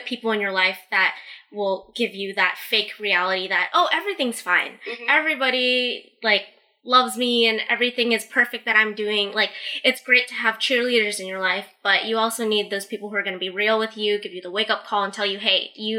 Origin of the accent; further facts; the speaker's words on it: Bay Area, California, United States; also born or lived in Riverside, California; both you and I went to UC Riverside, but we're from the Bay Area